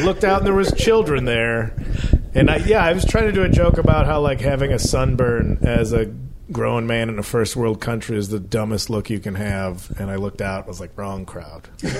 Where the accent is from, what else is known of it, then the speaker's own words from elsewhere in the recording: Chicago, Illinois, United States; I'm actually from Chicago.